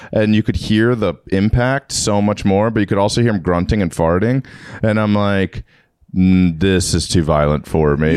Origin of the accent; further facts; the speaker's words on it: Maryland, United States; I'm from Maryland